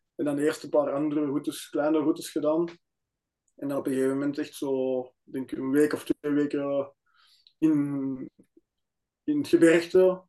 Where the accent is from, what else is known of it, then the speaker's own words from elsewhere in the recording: Antwerp area, Flanders, Belgium; Wij zijn allebei van Antwerpen omstreken